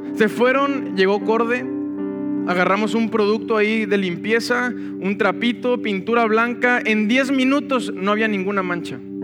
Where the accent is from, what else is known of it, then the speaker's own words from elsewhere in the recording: Monterrey, Nuevo León, Mexico; como Monterrey no hay otro. Esta es nuestra tierra. Yo disfruto mi tierra, disfruto mi ciudad